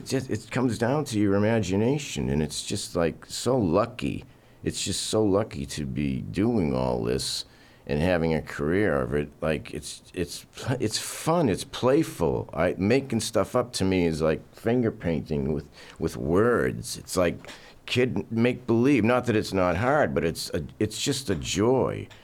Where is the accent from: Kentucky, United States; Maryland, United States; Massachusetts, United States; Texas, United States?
Massachusetts, United States; Burlington; I was very Norman Rockwell-ish growing up in Burlington, Mass